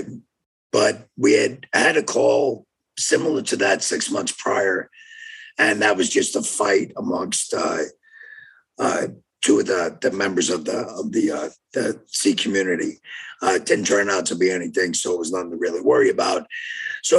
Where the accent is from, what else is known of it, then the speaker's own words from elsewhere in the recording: New York, United States; moved away as an adult; also born or lived in Jefferson, Wisconsin; now in Oak Creek, United States; I grew up in New York, so worked there for 5 years